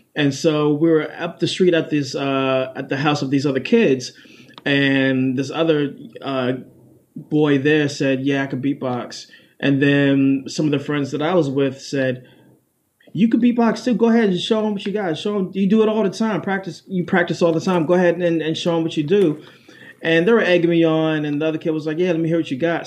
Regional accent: Washington, District of Columbia, United States; also born or lived in Prince George's County, Maryland; So I was born in Washington D.C., raised there and then also raised in Prince George's County, Maryland, mm-hmm. uh, a county right outside of Washington, D.C.

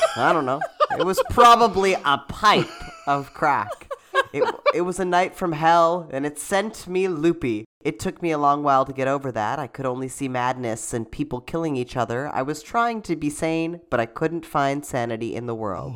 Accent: Canada; a Canadian theater performer

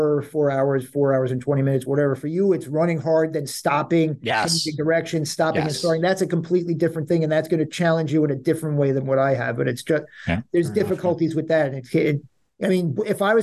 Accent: Long Island, New York, United States; also born or lived in Queens, New York; now in New York City, United States; I'm born in Queens. I grew up on Long Island. I've been living in New York City. This is home

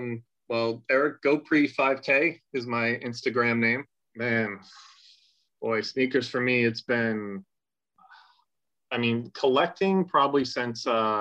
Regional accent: New York City, New York, United States; I grew up in New York City, so Nike was everywhere.

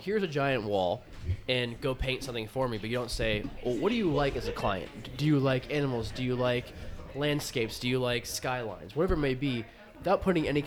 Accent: United States; I'm American working for an Australian single malt

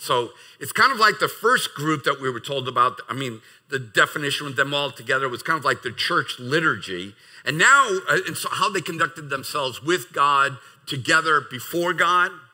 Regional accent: United States; as an American

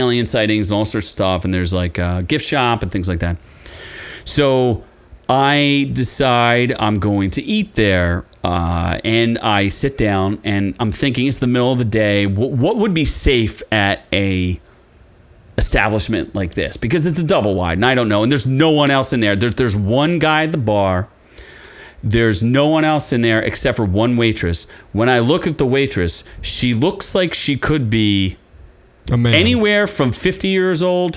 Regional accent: Philadelphia, Pennsylvania, United States; I'm from like the Philadelphia area and grits are pretty common around there

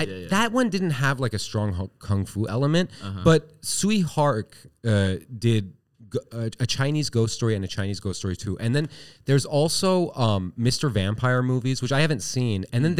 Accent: Iran; let's explore this as two guys from Asia, because I'm from Iran, technically.

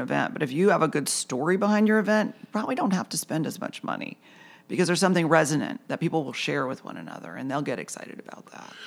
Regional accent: Lapeer, Michigan, United States; moved away as an adult; also born or lived in New York; now in Charleston, United States; I grew up in Lapeer, Michigan, the land of hunting, fishing, and farming

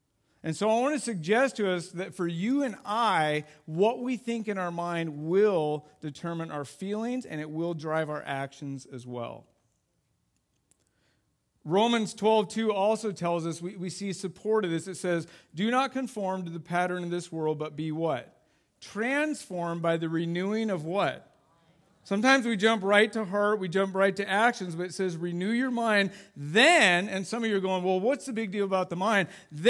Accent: Idaho, United States; And we grew up in Idaho, or, you know, lived in Idaho, and we loved backpacking.

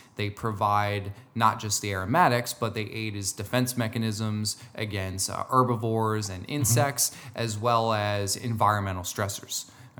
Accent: New Jersey, United States; I'm from Jersey, so, you know.

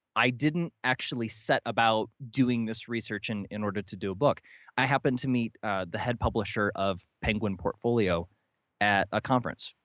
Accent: New London, Ohio, United States; I grew up in a very small town, uh, called New London in, in northern Ohio.

